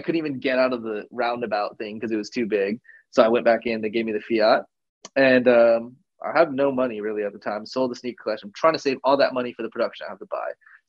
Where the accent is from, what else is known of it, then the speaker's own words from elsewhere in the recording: California, United States; I'm not used to public transportation at all.